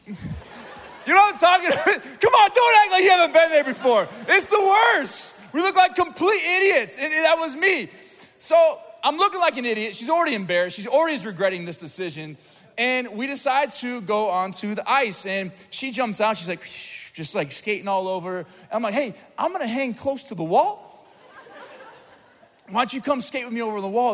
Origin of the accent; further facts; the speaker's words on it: Springfield, Missouri, United States; I'm from Springfield, Missouri, not a lot to do there